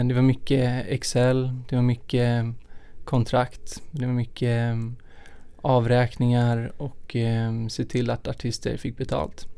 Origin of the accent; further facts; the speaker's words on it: Stockholm, Stockholm County, Sweden; also born or lived in Lund; jag är uppvuxen här i Stockholm